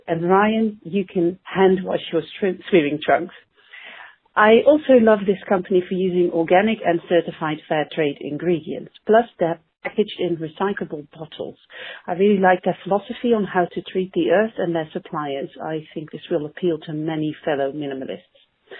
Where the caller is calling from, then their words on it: Netherlands; I'm calling from the Netherlands.